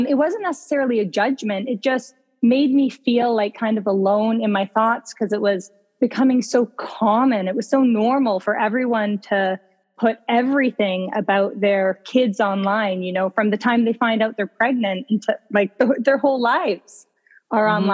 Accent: Ontario, Canada; moved away as an adult; now in Vancouver, Canada; But I grew up in Ontario. I'm an Ontario girl, and I've been out here for close to 10 years now.

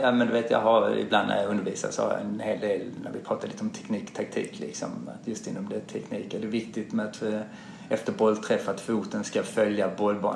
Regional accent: Malmö, Skåne, Sweden; now in Stockholm, Sweden; jag är uppvuxen i Malmö

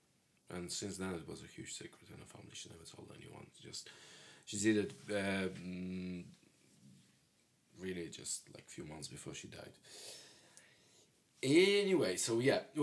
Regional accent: Belarus; moved away as an adult; also born or lived in Poland; now in United Kingdom; I'm from Belarus

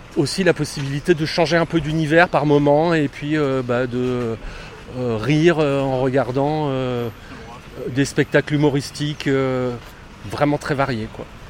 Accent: Lozère, Occitania, France; also born or lived in south of France; now in Paris, France; Je suis originaire de Lozère

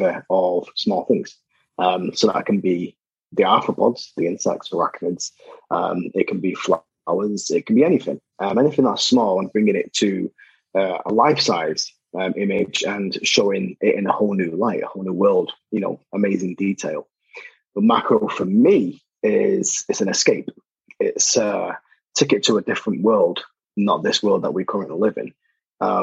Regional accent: Salford, North West England, United Kingdom; growing up in Salford

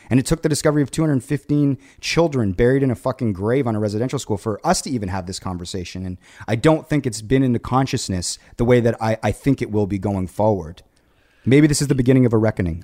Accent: Canada; being Canadian

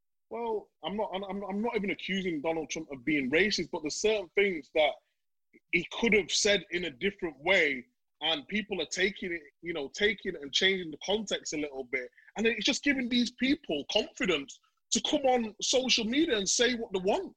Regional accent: Leeds, Yorkshire and the Humber, United Kingdom; I'm from Leeds, from Chapeltown

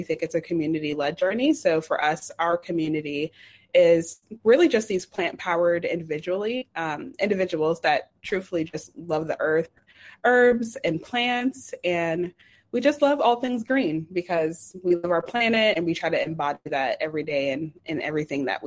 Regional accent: Atlanta, Georgia, United States; I'm from Atlanta, Georgia

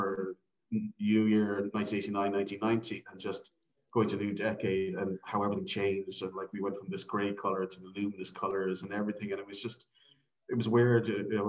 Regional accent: Cork, Munster, Ireland; also born or lived in Dublin; I was born in Cork, yeah. So I've been kind of living there all my life, really, yeah. So I lived in Dublin for about 4 years when I was in college, but apart from being an American and Australia on the G1s and traveling, I'm a Cork man, kind of lived there all my life.

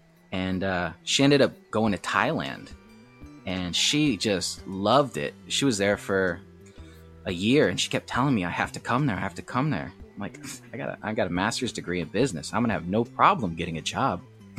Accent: Michigan, United States; also born or lived in Eastern Seaboard; now in Mokpo, South Korea; I'm from America. I grew up in Michigan and all over the Eastern Seaboard.

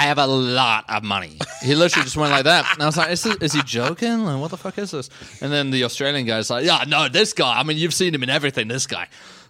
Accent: London, United Kingdom; moved away; I'm from England.

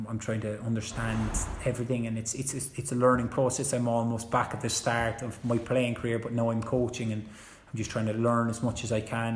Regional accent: Cork, Munster, Ireland; moved away; I came from Cork, down you know Rochestown

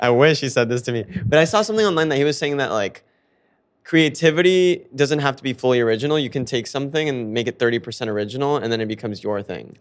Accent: Fort Lauderdale, Florida, United States; moved away as an adult; also born or lived in South America / Miami; now in New York, United States; I grew up in Fort Lauderdale

